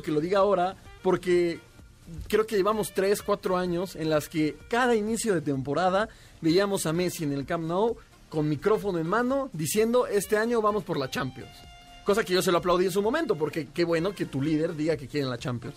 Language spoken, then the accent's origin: Spanish; Toluca, State of Mexico, Mexico; moved away; yo soy de Toluca